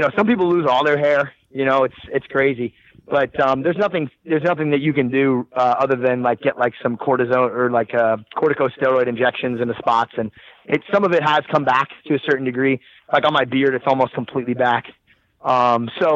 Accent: New Jersey, United States; I'm from Jersey. I'm from the East Coast.

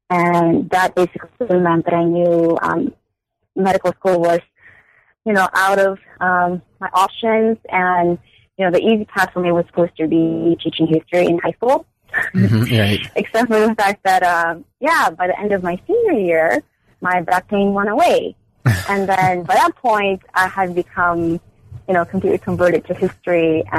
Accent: São Paulo, Brazil; now in United States; I was born and raised in Sao Paulo, Brazil. I am Korean, so I identify myself primarily as Asian American.

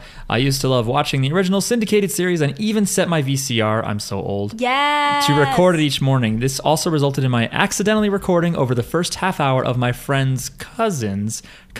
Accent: New Jersey, United States; I'm from New Jersey.

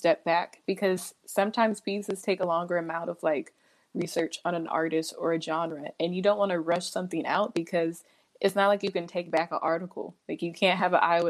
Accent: Dallas, Texas, United States; moved away as an adult; also born or lived in Sacramento, California / Philadelphia; now in Bay Area, United States; I was born in Sacramento, California. Big old surprise, but I was raised in Texas.

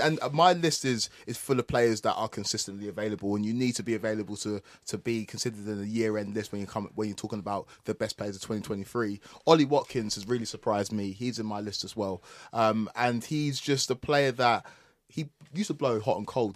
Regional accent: Essex, East of England, United Kingdom; I am from Essex

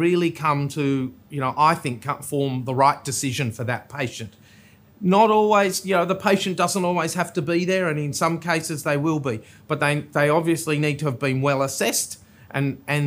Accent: Tasmania, Australia; also born or lived in South Australia; now in Sydney, Australia; I hail from Tasmania

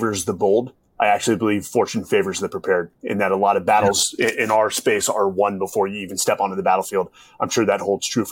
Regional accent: Palo Alto, California, United States; I grew up in Palo Alto, California

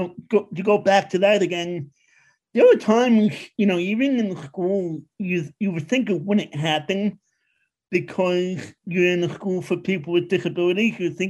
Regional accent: New York City, New York, United States; moved away as an adult; also born or lived in Long Island; now in Pennsylvania, United States; I grew up in Queens.

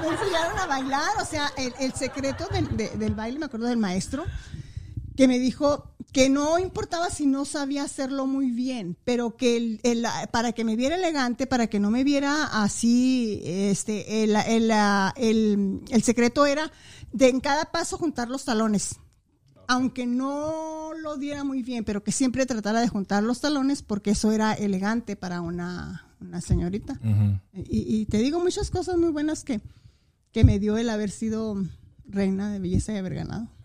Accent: Saucillo, Chihuahua, Mexico; moved away as an adult; also born or lived in Ciudad Juárez; Municipio de Saucillo, así es, ahí nací, ahí crecí, ahí, ahí me formé y, y ahí fui a la escuela

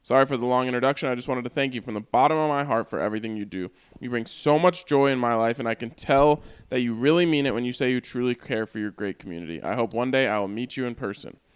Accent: Arvada, Colorado, United States; also born or lived in Cleveland, Ohio; I was born outside Cleveland, so my extended family on my dad's side are all Browns fans. I grew up in Arvada

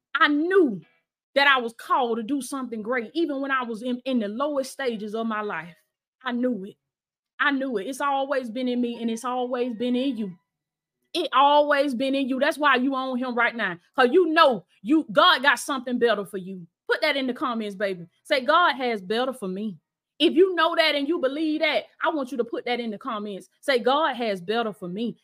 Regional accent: Blakely, Georgia, United States; moved away; my old house in in my hometown, Blakely, Georgia

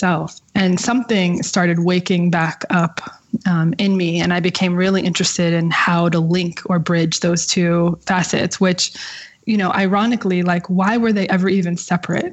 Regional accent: outside of New York City, New Jersey, United States; Growing up outside of New York City in New Jersey, with a single mom

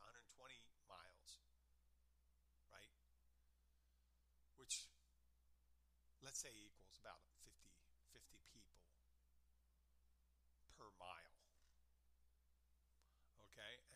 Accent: Pennsylvania, United States; I'm from Pennsylvania

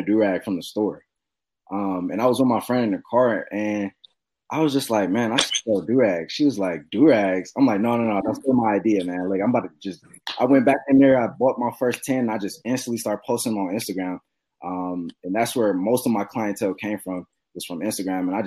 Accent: Cleveland, Ohio, United States; I'm from Cleveland, Ohio

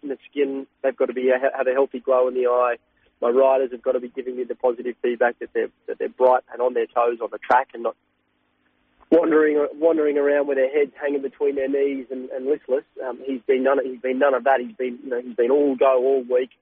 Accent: Sydney, New South Wales, Australia; I'm from Sydney

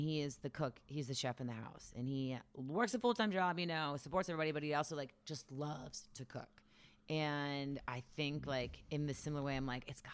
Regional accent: Cincinnati, Ohio, United States; I'm from the West Side, and we were raised like

